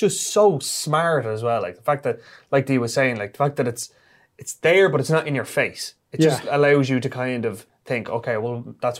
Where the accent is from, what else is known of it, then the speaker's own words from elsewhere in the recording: Ireland; we as Irish people